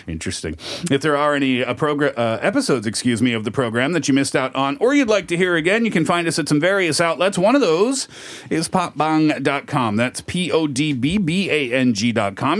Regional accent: Canada; we're from Canada

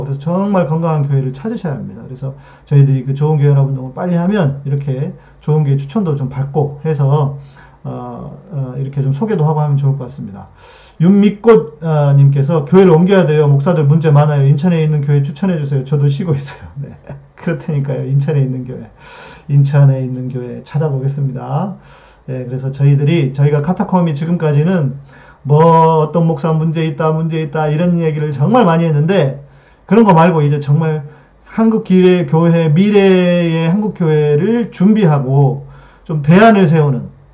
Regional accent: Jeolla, South Korea; 제 고향이 이제 전라도 쪽인데

